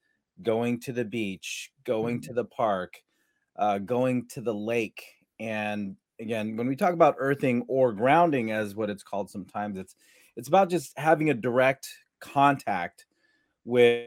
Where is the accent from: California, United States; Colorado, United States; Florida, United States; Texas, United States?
California, United States; San Diego; growing up in San Diego or Southern California, we, you know, we'd wear flip-flops all day long